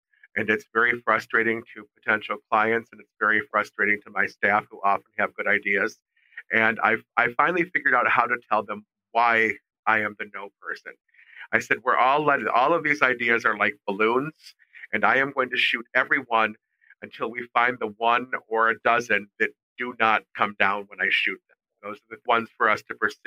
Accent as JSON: {"language": "English", "town": "Detroit", "region": "Michigan", "country": "United States", "tie": "born or raised there", "said": "I'm from Detroit, and we are straight shooters because I grew up here in the 60s, 70s, and 80s"}